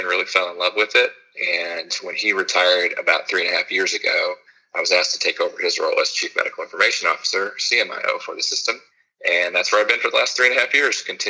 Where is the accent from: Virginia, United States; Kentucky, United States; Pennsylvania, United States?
Kentucky, United States; Oldham County; also born or lived in Wake Forest, North Carolina / Georgetown, Kentucky; I grew up in Kentucky, primarily in Oldham County